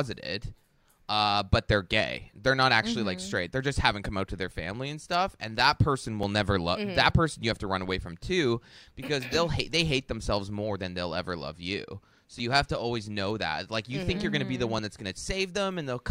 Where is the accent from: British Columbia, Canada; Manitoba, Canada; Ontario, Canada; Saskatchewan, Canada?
Ontario, Canada; Toronto